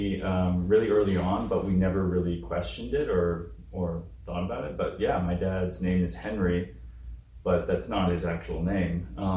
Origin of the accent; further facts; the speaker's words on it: Canada; I mean, I was born in Canada